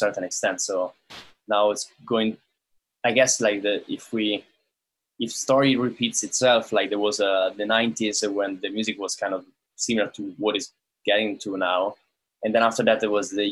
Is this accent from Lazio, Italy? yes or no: yes; Rome, Lazio, Italy; moved away; I come from Rome in Italy